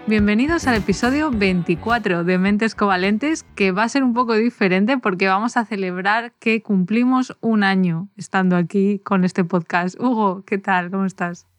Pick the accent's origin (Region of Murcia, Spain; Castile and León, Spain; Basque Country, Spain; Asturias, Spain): Castile and León, Spain; Valladolid; yo soy de Valladolid, me crié en Valladolid